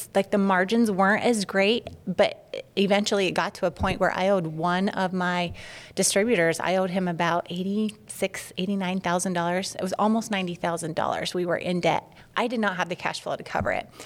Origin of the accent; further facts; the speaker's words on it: Utah, United States; I'm from Utah, born and raised there